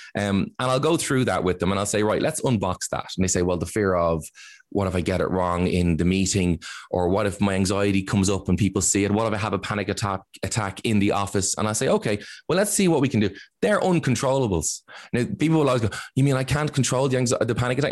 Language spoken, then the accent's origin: English; Ireland; as Irish